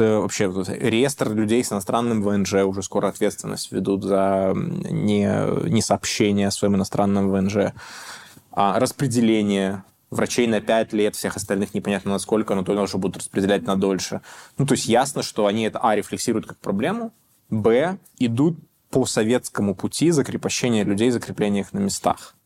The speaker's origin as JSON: {"language": "Russian", "country": "Belarus", "moved": "yes", "said": "мы, белорусы"}